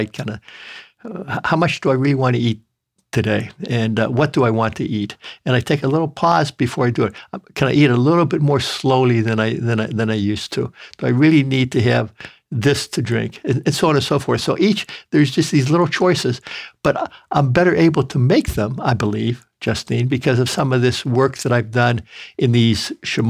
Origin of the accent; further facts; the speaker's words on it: Midwest, United States; I grew up in the Midwest where grandmothers used to like to feed their grandsons, and I ate meat and potatoes and sticky buns and pies and gravies.